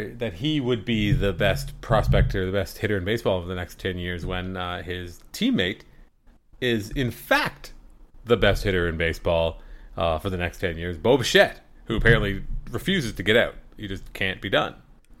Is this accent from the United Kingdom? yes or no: no; Canada; Even as a Canadian, you know, a baseball icon in Canada